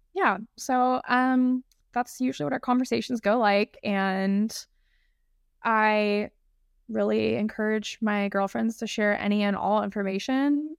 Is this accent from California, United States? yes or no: yes; San Diego, California, United States; I'm from San Diego